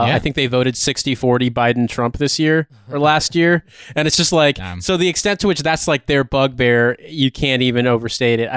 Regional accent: Indiana, United States; I'm from Indiana.

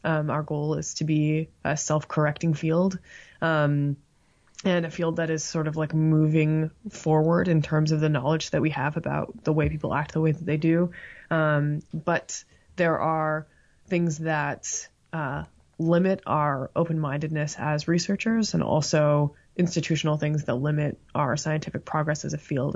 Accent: Toronto, Ontario, Canada; moved away as an adult; now in Tuscaloosa, United States; I grew up in Toronto, or at the time it was Scarborough

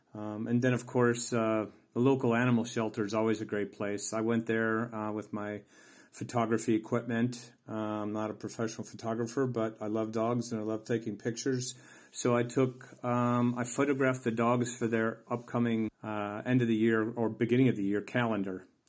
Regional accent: United States; moved away as an adult; also born or lived in Tisno, Croatia; now in Croatia; I'm an American who immigrated to the small village of Teesnoe in the beautiful country of Croatia.

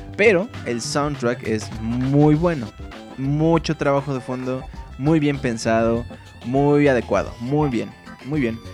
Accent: Mexico City, Mexico; yo vivo en el Distrito Federal, es una ciudad bien puerca, bien fea, bien violenta, bien insegura. Pero pues a mí me encanta, es la ciudad. Aquí he vivido toda mi vida

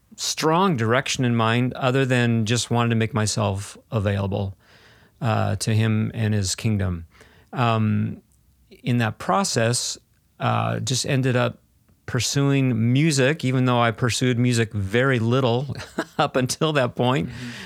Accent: South Dakota, United States; Yeah, so, you know, I grew up in South Dakota, mostly in South Dakota

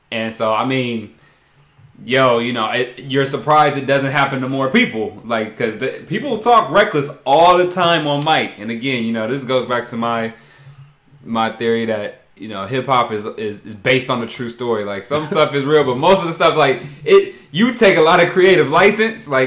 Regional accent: Brooklyn, New York, United States; No, I'm from Brooklyn.

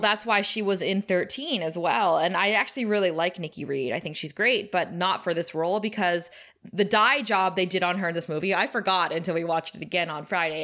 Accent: Thunder Bay, Ontario, Canada; Kara and I come from Thunder Bay

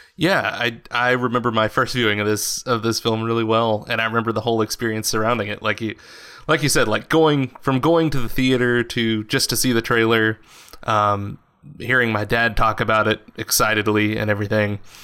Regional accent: West Texas, United States; I grew up in West Texas, which is like a very socially conser- and politically conservative uh, portion of the country

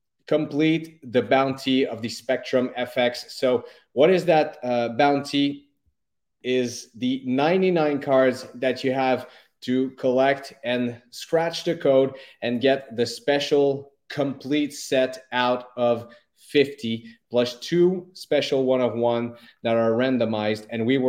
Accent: Montreal, Quebec, Canada; born and raised in Montreal, still living here

